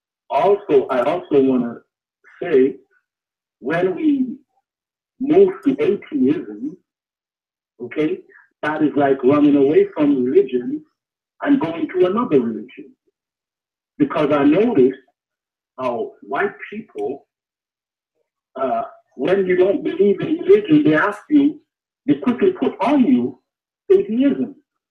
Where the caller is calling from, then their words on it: Canada; I'm calling from Canada.